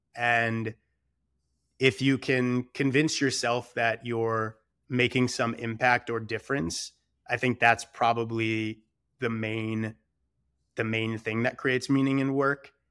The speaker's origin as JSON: {"language": "English", "town": "Detroit", "region": "Michigan", "country": "United States", "tie": "born or raised there", "said": "I'm originally from Michigan and, uh, you know, a small suburb in Metro Detroit. And I think, you know, it's just like a pretty good traditional, like, regular suburban upbringing."}